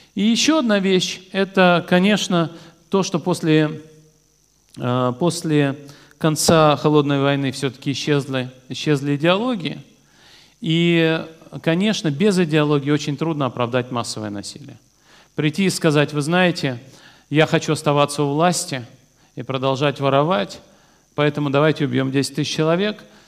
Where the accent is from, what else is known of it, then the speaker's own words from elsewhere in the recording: Vladikavkaz, North Ossetia–Alania, Russia; moved away; Я родился во Владикавказе